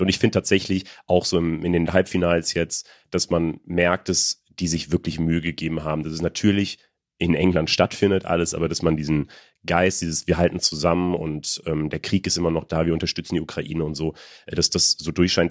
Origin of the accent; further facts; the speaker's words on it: Germany; als Deutsche